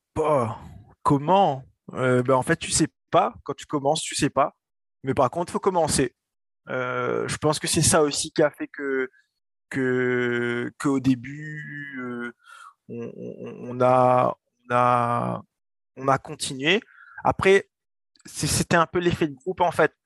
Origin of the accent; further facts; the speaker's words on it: Saint-Denis, Réunion; also born or lived in Paris; je viens de la Source, du quartier de la Source, Saint-Denis. donc voilà, j'ai grandi là-bas